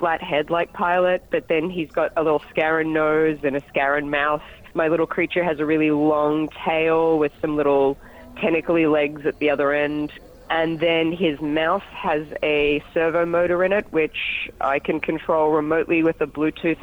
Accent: Sydney, New South Wales, Australia; I'm from Sydney, Australia

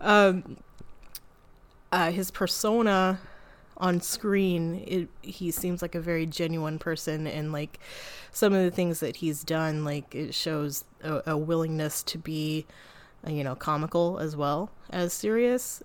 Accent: United States; I'm an American

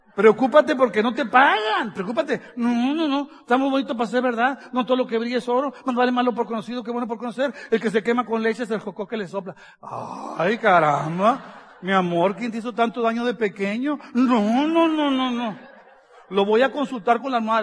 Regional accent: northern Mexico, Mexico; Soy del norte de México, así hablamos

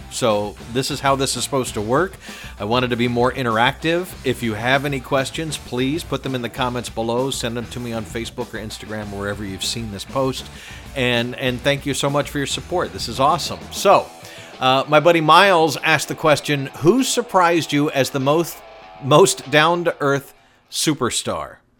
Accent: the South, United States; I was raised in the South

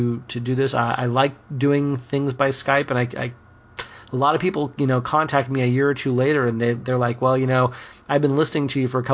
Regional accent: Spokane, Washington, United States; moved away as an adult; now in Southern California, United States; you are now living in my hometown, and I am now living in Southern California. So you're up in Spokane, Washington, where I went to junior high and high school and college.

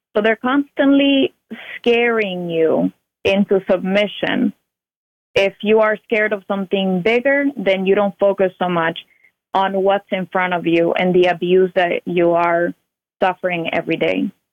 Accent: Cuba; now in United States; I was born in Cuba. My parents were born in Cuba as well, and um, I didn't know any better the whole time that I lived there

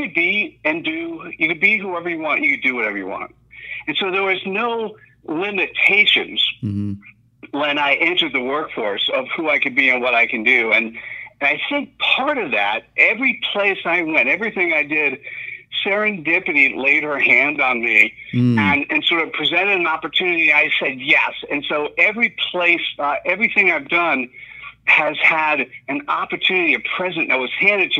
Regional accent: New Jersey, United States; moved away as an adult; also born or lived in New York / Miami; my formative years in New Jersey.

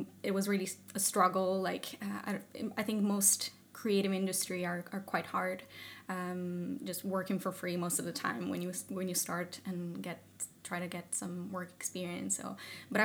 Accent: Italy; moved away as an adult; now in Sweden; I'm originally from Italy and I moved here to Sweden because of a partner that I had

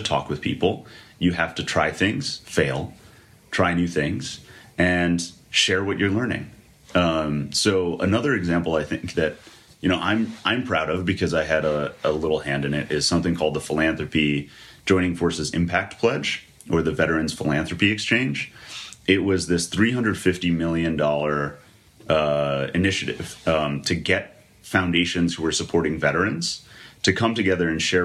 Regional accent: outside of Scranton, Pennsylvania, United States; I'm from outside of Scranton. So my actual hometown had 900 people

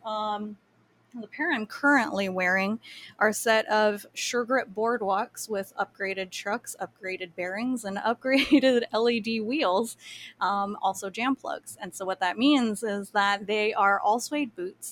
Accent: Kauai, Hawaii, United States; I grew up on Kauai

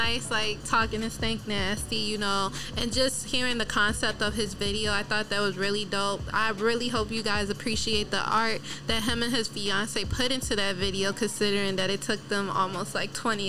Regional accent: Waukegan, Illinois, United States; I'm from Waukegan.

